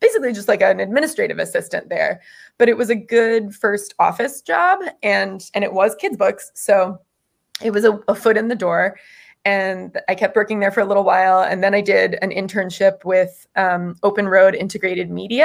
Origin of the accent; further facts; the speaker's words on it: Florida, United States; moved away; I grew up in Florida